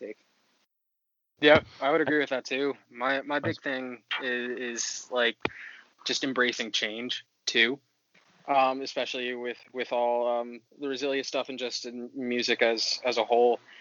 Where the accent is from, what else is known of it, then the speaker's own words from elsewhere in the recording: Washington D.C. area, District of Columbia, United States; I am from the Washington D.C. area, and I play bass